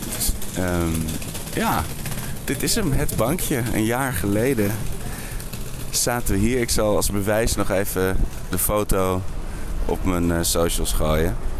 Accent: Netherlands; als Nederlanders

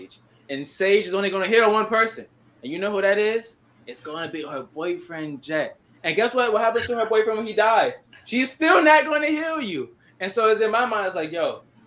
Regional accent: Atlanta, Georgia, United States; also born or lived in New York; now in South Carolina, United States; I was raised in Atlanta

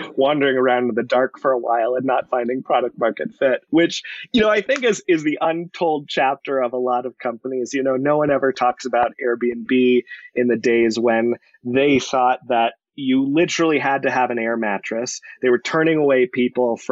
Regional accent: Colorado, United States; born and raised in Colorado, went to CU for school

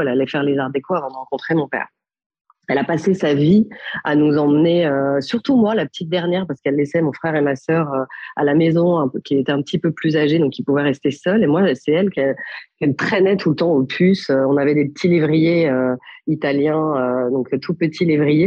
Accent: Paris, Île-de-France, France; also born or lived in Milan; je suis née à Paris, d'une mère parisienne et d'un papa milanais

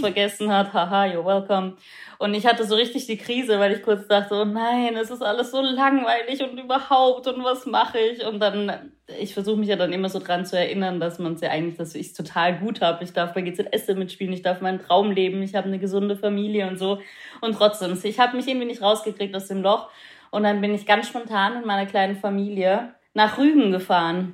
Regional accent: Austria; moved away; ich bin in Österreich aufgewachsen

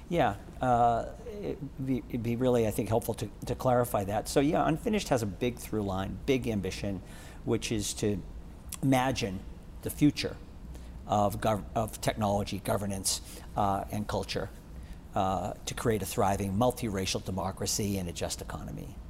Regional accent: Boston, Massachusetts, United States; growing up in Boston

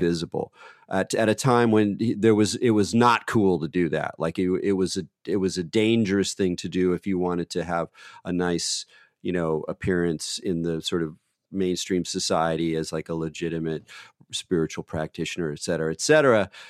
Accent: California, United States; I'm from California

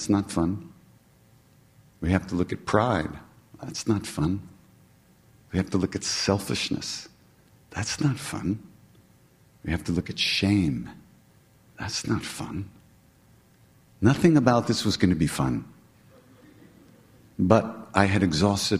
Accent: New York, United States; I'm from New York

